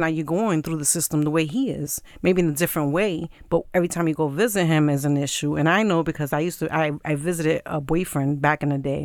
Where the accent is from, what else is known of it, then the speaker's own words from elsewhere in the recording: New York City, New York, United States; now in Queens, United States; I was born and raised in Brooklyn, but I'm living in Queens